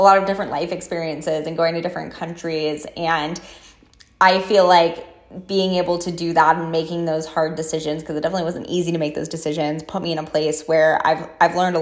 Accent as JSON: {"language": "English", "region": "New York", "country": "United States", "tie": "born or raised there", "also_born_or_lived": "Seattle / San Diego", "moved": "as an adult", "lives_now": "Las Vegas, United States", "said": "I need to leave my hometown"}